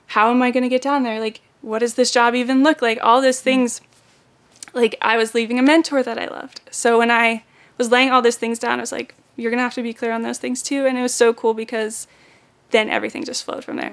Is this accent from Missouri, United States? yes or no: no; Maine, United States; moved away as an adult; also born or lived in Florida; I am originally from Maine. I moved down here in September to start on Team Lo.